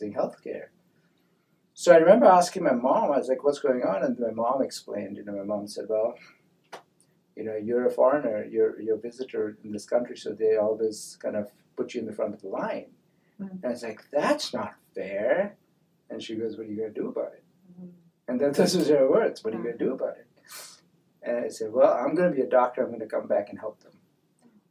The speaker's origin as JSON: {"language": "English", "country": "India", "tie": "born or raised there", "moved": "yes", "lives_now": "United States", "said": "being in a Indian school"}